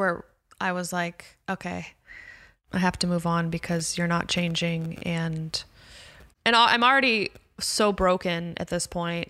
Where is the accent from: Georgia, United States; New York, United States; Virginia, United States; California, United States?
California, United States; Calabasas; I'm very sheltered. I grew up in Calabasas.